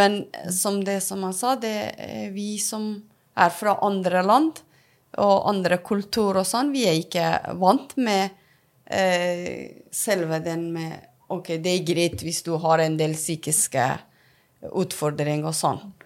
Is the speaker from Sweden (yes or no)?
no; Afghanistan; Norwegian is a second language; now in Norway; jeg er opprinnelig fra Afghanistan, som så kom til Norge